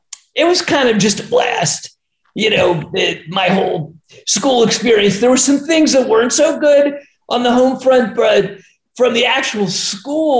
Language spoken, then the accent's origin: English; Harrisburg, Pennsylvania, United States; moved away as an adult; also born or lived in Philadelphia, Pennsylvania / Atlanta, Georgia; I was born in Philly and grew up in Harrisburg, Pennsylvania.